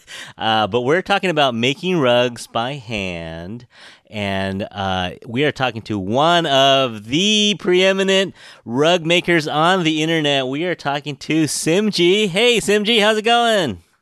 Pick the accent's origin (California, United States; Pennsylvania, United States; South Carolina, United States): California, United States; San Francisco; I was born here in San Francisco, grew up here